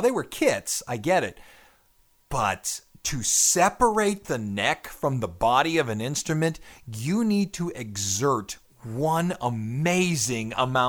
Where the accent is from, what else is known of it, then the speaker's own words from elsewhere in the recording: Louisiana, United States; I'm from Louisiana.